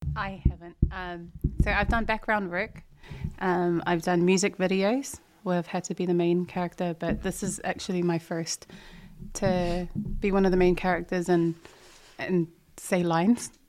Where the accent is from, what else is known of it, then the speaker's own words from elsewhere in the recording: Auckland, New Zealand; also born or lived in Samoa; I uh, was born and raised out south side, Otara to be specific